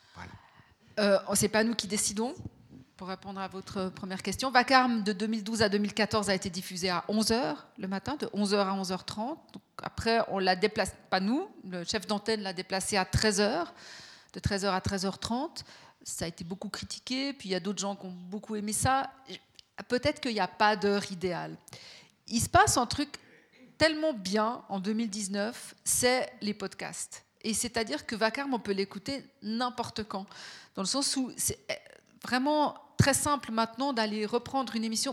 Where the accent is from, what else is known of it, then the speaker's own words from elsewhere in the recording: Fribourg, Switzerland; moi, je suis née à Fribourg, j'ai grandi à Fribourg